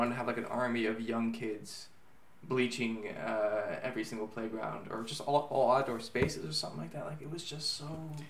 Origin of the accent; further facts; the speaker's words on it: Miami, Florida, United States; now in Israel; you and I also grew up in Miami. We come from an open society. We live here. It's also completely open.